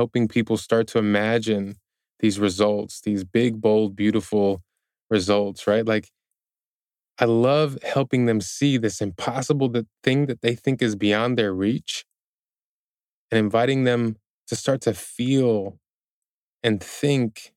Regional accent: Chicago, Illinois, United States; when I was growing up in Chicago

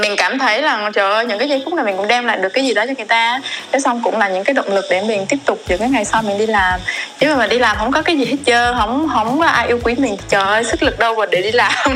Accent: Đắk Lắk, Vietnam; now in Ho Chi Minh City, Vietnam; em em sinh ra lớn lên ở đắk lắk

